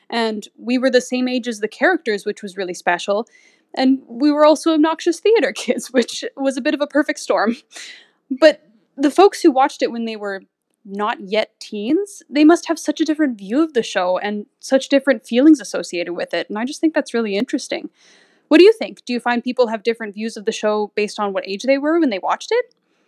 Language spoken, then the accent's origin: English; Saskatchewan, Canada; My pronouns are she, her, and I'm from Saskatchewan.